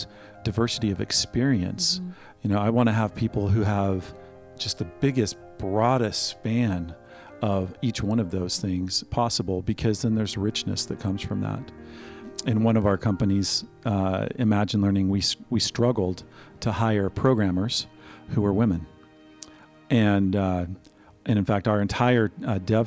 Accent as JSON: {"language": "English", "region": "Missouri", "country": "United States", "tie": "born or raised there", "said": "I grew up in Missouri in a setting that most people would today consider to be in the heartland"}